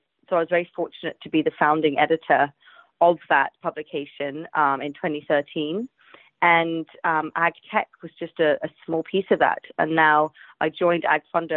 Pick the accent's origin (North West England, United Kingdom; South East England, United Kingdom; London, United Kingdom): London, United Kingdom; also born or lived in Asia; I'm from London, England.